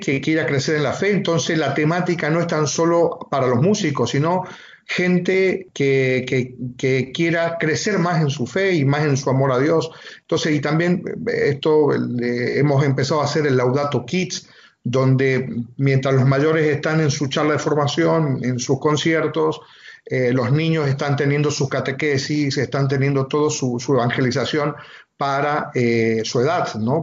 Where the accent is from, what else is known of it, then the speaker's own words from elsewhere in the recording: Argentina; now in Almería, Spain; soy de Argentina, soy natural de Argentina